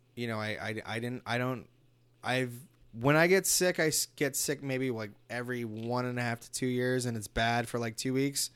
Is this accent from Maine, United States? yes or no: no; Los Angeles, California, United States; I was born in East L A, too